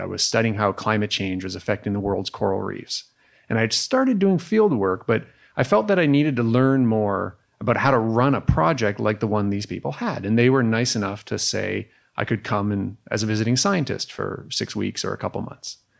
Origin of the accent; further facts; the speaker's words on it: Canada; as a Canadian